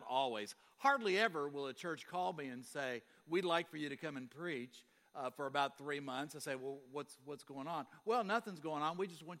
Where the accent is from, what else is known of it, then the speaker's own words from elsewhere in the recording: Kentucky, United States; I'm from Kentucky.